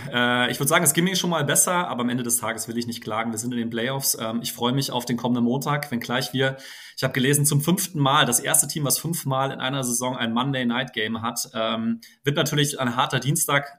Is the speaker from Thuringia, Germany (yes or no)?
no; Frankfurt, Hesse, Germany; gebürtiger Frankfurter